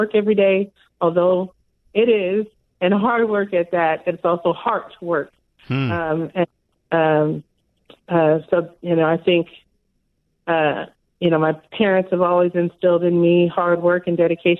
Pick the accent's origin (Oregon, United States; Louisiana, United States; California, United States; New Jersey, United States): California, United States; Los Angeles; now in Seattle, United States; I grew up in Pacoima, which was back then a predominantly Black neighborhood